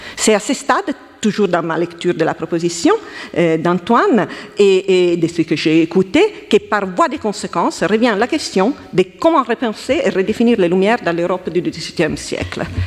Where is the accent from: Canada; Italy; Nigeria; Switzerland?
Italy; accent: Italian; French is a second language; now in France; je suis italienne, comme vous pouvez entendre de mon accent